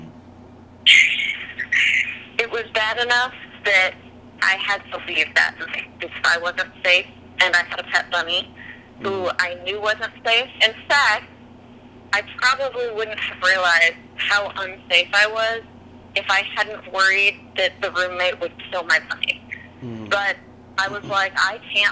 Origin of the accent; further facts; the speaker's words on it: California, United States; moved away as an adult; now in Nashville, United States; I moved from California. I've been living in California my whole life, really.